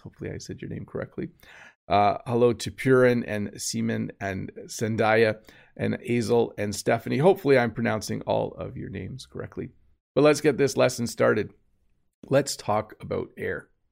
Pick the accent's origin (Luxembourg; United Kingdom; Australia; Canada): Canada; the Canadian